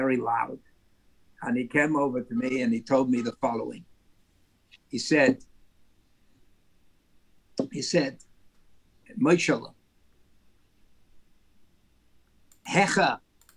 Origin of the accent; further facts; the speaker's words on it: New York City, New York, United States; I was born on the Lower East Side of New York City.